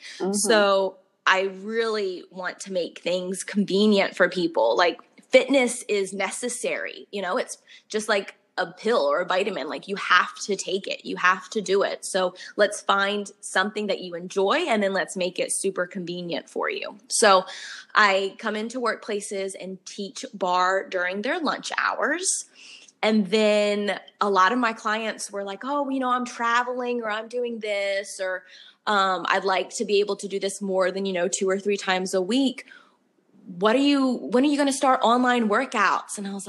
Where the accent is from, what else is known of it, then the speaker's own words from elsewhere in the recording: the North, United States; I'm from the North. So down here in the South, like, they really think I'm sassy. I just tell it like it is, as us Northerners usually do.